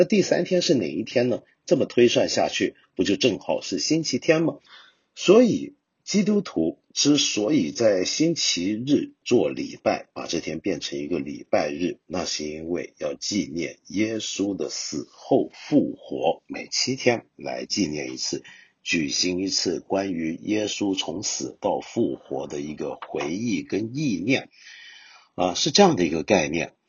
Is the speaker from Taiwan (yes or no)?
no; China; 到了最后啊，我们中国人整体还是接受了今天通行的公元纪年法。